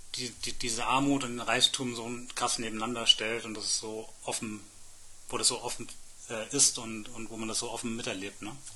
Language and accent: German; Germany; wir als Deutsche